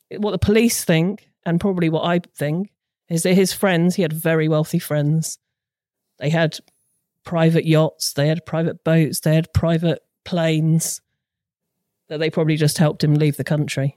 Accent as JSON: {"language": "English", "area": "Hampshire", "region": "South East England", "country": "United Kingdom", "moved": "yes", "lives_now": "Suffolk, United Kingdom", "said": "Suffolk, but originally from Hampshire."}